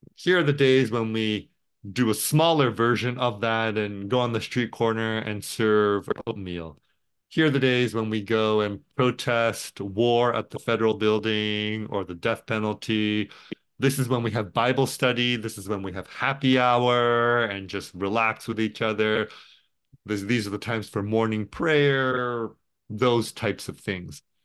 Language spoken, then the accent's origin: English; Tokyo, Japan; now in Portland, United States; I was born and raised in Tokyo, Japan.